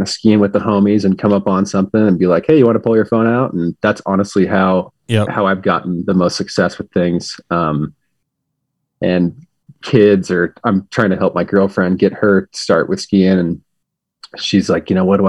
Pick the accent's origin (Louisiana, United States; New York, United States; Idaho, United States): Idaho, United States; Pocatello; also born or lived in Salt Lake City, Utah; I am from Pocatello, Idaho. Grew up here